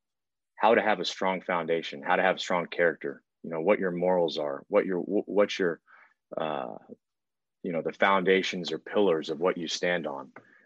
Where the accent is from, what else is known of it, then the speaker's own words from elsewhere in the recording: Houston, Texas, United States; also born or lived in Italy; being in Houston, you know, my entire life. I've played sports. I was born overseas in Italy.